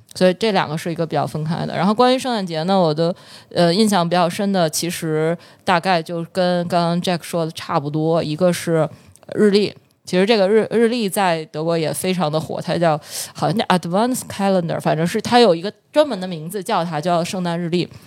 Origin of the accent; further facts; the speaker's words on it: Beijing, China; also born or lived in Germany; 我的家乡是北京